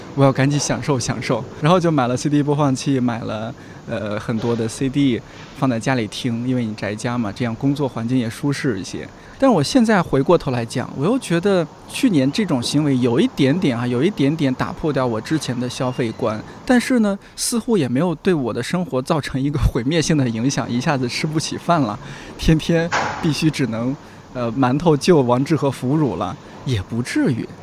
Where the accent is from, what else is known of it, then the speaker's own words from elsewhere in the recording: central China, China; now in Beijing, China; 我的家乡是中国中部地区，本身就比较传统保守